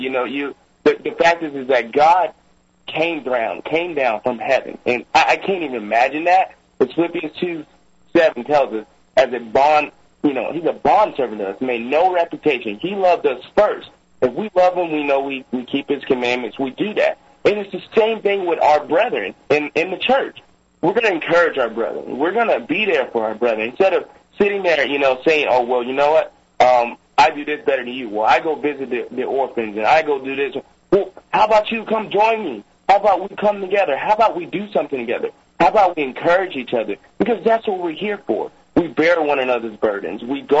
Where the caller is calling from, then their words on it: Charlotte, North Carolina, United States; I'm calling from Charlotte, North Carolina.